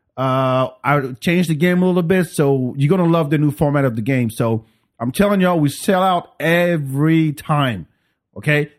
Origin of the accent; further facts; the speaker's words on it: Paris, Île-de-France, France; also born or lived in Africa; now in Austin, United States; I grew up in Paris.